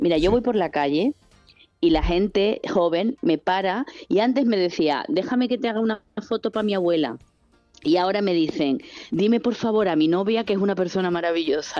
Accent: Sanlúcar de Barrameda, Andalusia, Spain; yo empecé a trabajar en esto con 14 años en la tele local de mi pueblo

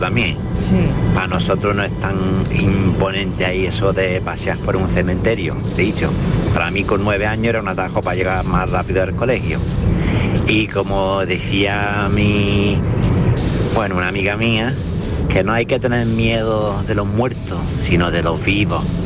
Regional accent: United Kingdom; moved away; yo soy británico

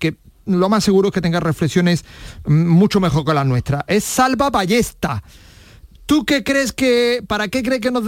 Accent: Spain; Pero ya sabes tú cómo somos los españoles

